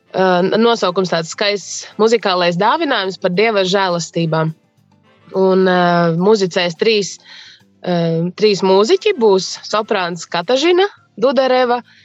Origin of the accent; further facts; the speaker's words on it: Līvāni, Līvāni Municipality, Latvia; moved away as an adult; now in Līksna, Latvia; Es esmu dzimusi Līvānos